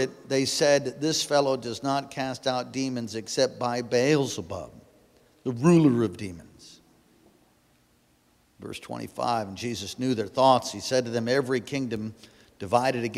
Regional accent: East Coast, United States; moved away; I am from the East Coast, and occasionally I say words like, you know, like

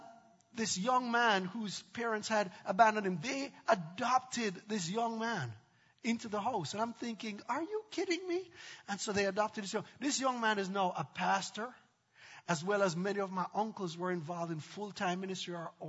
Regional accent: Jamaica; moved away; I grew up in Jamaica

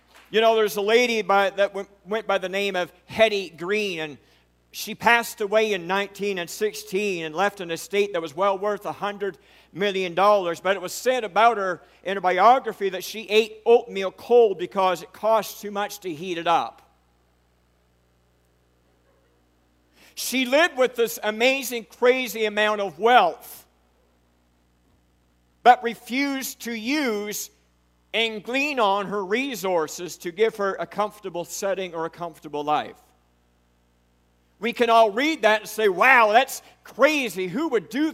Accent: United States; I'm a redneck from Charlotte County

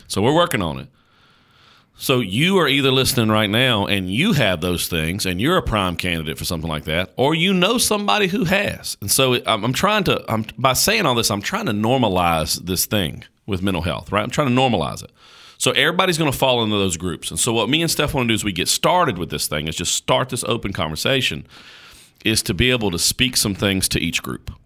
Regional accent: Caswell County, North Carolina, United States; I was born in Caswell County, North Carolina

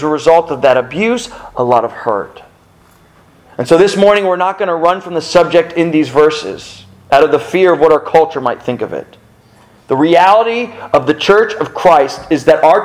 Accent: South Florida, United States; growing up in South Florida

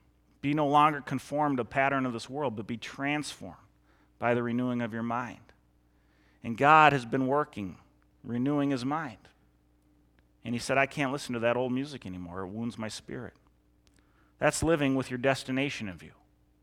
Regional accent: Eden Prairie, Minnesota, United States; I grew up in Eden Prairie, and I played football for Eden Prairie High School

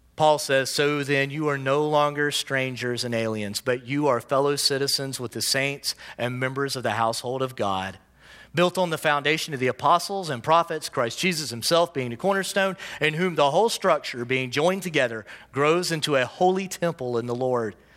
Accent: United States; I also self-identify as an American

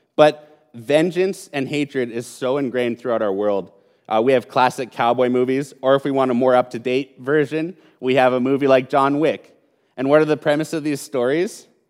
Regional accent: Calgary, Alberta, Canada; I was born in Calgary. I was raised in Calgary, and I've lived most of my life in Calgary

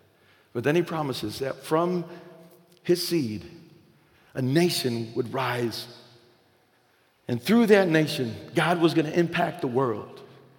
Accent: the South, United States; And listen, this is not a Latino thing or Hispanic thing, and because I'm white and I'm from the South.

